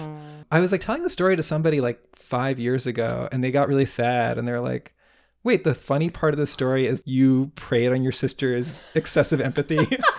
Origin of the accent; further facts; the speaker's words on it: New York, United States; I'm from New York.